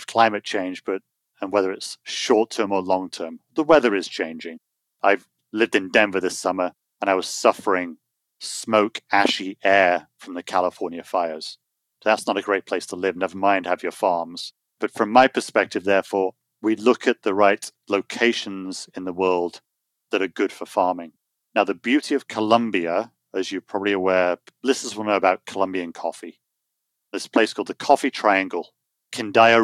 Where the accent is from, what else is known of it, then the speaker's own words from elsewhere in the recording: United Kingdom; now in United States; I'm British with American passport now, so I'm dual citizen.